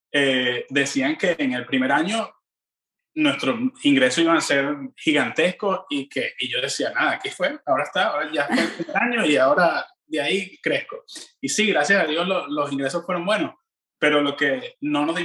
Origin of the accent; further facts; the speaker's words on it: Venezuela; yo pienso que, que una de las cosas que los venezolanos tenemos en, en común, Madeleine, los latinos en general